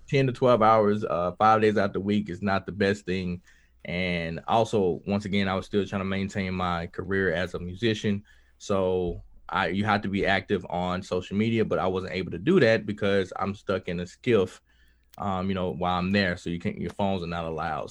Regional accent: Kilmichael, Mississippi, United States; I grew up in Kilmichael, Mississippi

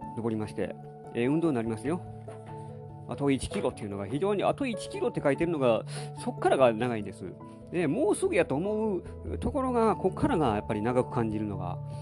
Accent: Nara, Japan; うちの実家はあの奈良の住宅地やった

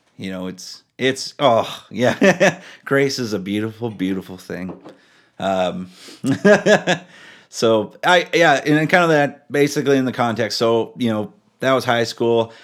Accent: Powell River, British Columbia, Canada; also born or lived in Alaska; I grew up in a small town called Powell River.

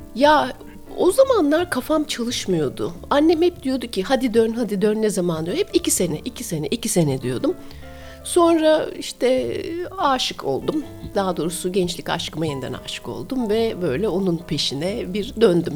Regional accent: Istanbul, Turkey; moved away as an adult; also born or lived in Vienna, Austria; İstanbulluyum ben. İstanbul'da doğdum, büyüdüm Gümüşsuyu'nda.

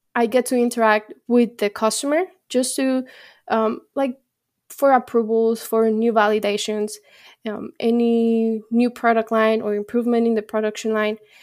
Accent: Mexico; moved away; I'm from Mexico. So my heart is with Mexico.

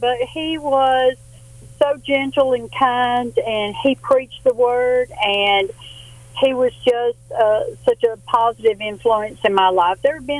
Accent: Sylacauga, Alabama, United States; now in Pell City, United States; I was just a young girl growing up in Sylacauga. And we were very poor.

